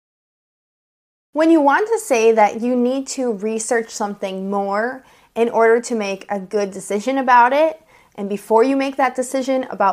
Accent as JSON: {"language": "English", "country": "United States", "said": "I'm an American English teacher"}